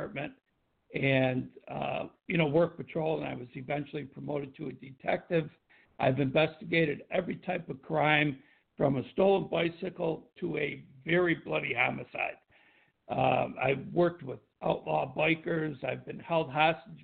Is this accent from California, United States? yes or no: no; Tonawanda, New York, United States; moved away as an adult; also born or lived in Buffalo, New York / Boston, Massachusetts; I grew up in Tonawanda, New York, and I worked as a police officer in the Buffalo area.